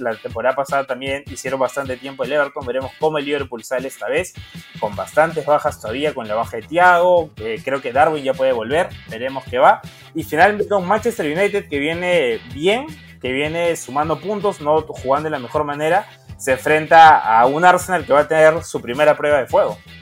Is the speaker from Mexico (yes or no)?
no; Peru; somos peruanos